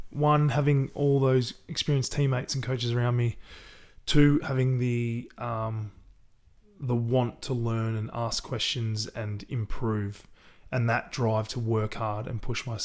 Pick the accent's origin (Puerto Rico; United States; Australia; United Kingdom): Australia; Sunbury, Victoria; yeah, we grew up in Sunbury. so we had a bit of a backyard